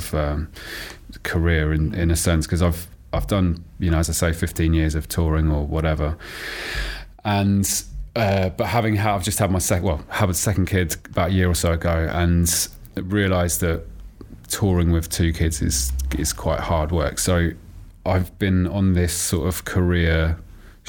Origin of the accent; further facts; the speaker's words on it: Oxford, South East England, United Kingdom; also born or lived in Tooting, London; I was born in Tooting, but then my folks moved to Oxford when I was about 4 or 5. So I grew up in Oxford